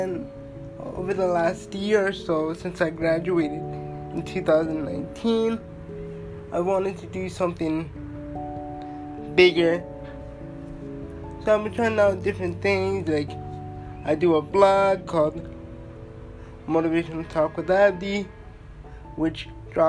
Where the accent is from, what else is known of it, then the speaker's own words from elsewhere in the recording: Toronto, Ontario, Canada; I'm from Toronto, Ontario, born and raised